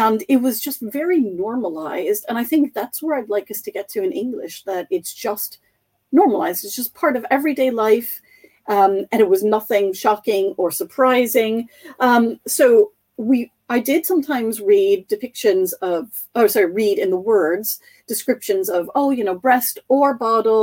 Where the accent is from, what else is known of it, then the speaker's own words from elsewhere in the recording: United States; I grew up reading in the United States